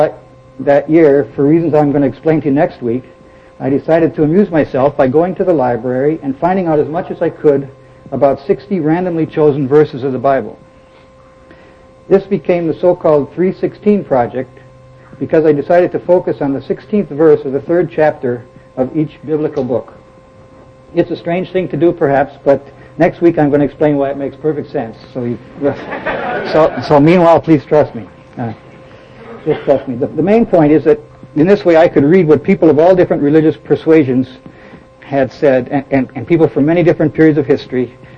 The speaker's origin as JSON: {"language": "English", "town": "Milwaukee", "region": "Wisconsin", "country": "United States", "tie": "born or raised there", "said": "I was born in Milwaukee, Wisconsin. I grew up as a member of the Lutheran Church, and I went to grade school and high school in Lutheran schools"}